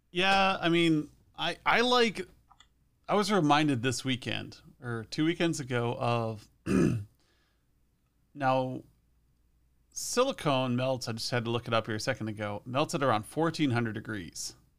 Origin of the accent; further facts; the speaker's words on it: Western Nebraska, United States; I'm from Western Nebraska, where there's a lot of dust